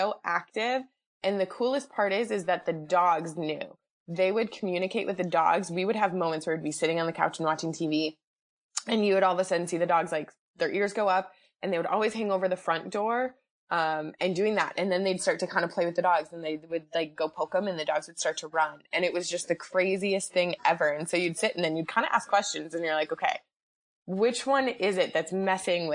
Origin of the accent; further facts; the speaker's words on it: Wisconsin, United States; also born or lived in Chicago; I'm from Wisconsin originally, born and raised there my entire life.